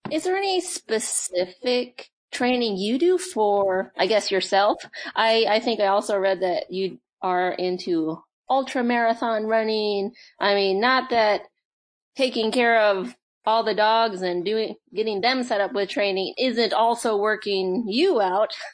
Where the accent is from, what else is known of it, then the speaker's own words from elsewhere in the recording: Alaska, United States; I'm born and raised in Alaska